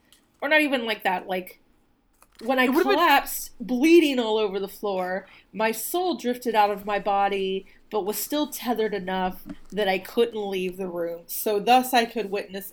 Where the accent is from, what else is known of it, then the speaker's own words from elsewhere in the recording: the South, United States; moved away; since I've left the South